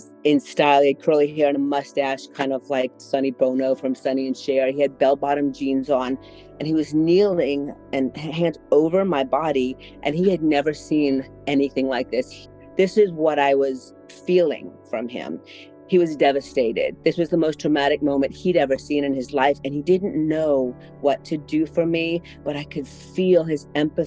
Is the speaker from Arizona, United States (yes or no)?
no; New Orleans, Louisiana, United States; moved away as an adult; also born or lived in Metairie, Louisiana; now in Austin, United States; I was born and raised in New Orleans, Louisiana, and moved away when it was time for college